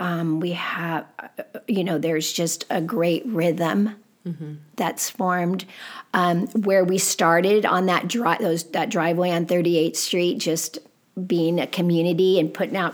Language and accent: English; United States; growing up in America.